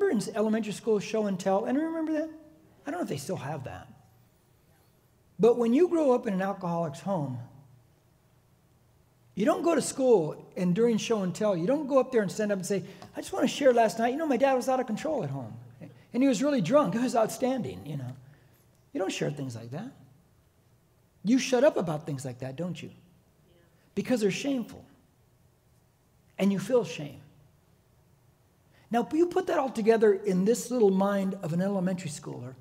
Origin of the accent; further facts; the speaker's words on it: Corona, California, United States; When I was growing up in Corona, I was born in Corona.